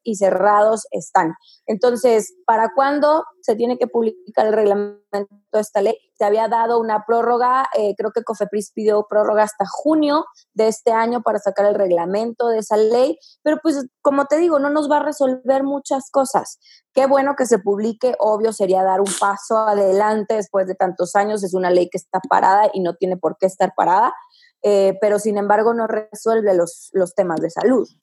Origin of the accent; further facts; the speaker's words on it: Sierra Tarahumara, Chihuahua, Mexico; la sierra tarahumara, que es de donde soy yo